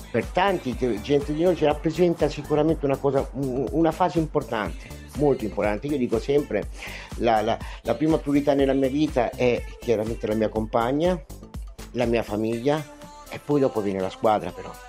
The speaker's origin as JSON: {"language": "Italian", "country": "Italy", "first_language": "Italian", "said": "Nel momento in cui io ricambio e ritorno a parlare la mia lingua madre, il, l'italiano"}